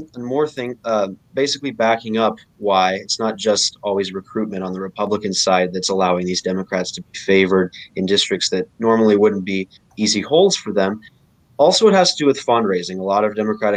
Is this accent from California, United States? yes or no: no; New Jersey, United States; my home state of New Jersey